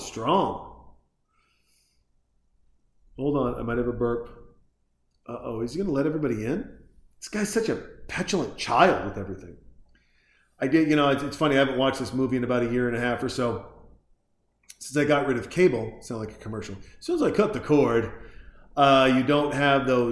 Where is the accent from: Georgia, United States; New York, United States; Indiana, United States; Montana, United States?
Montana, United States; Growing up in Montana, I used to hunt